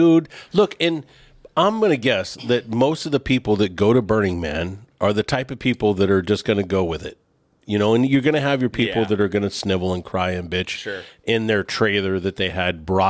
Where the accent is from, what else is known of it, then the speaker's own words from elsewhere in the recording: Pacific Northwest, United States; growing up in the Pacific Northwest, growing up like our feet were wet constantly.